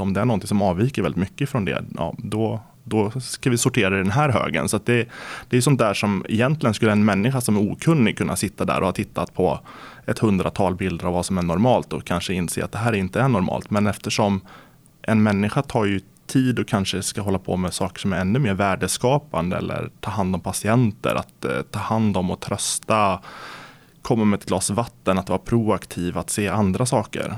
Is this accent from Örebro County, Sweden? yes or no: yes; Närke, Örebro County, Sweden; jag brukar säga att jag är från Närke